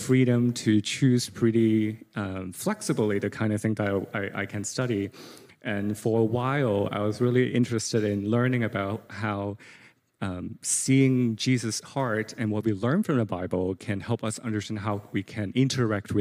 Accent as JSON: {"language": "English", "country": "Hong Kong", "tie": "born or raised there", "second_language": "English", "moved": "yes", "said": "growing up in Hong Kong"}